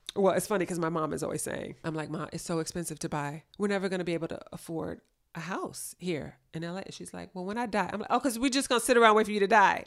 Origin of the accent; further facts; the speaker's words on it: Los Angeles, California, United States; I grew up in L A, born and raised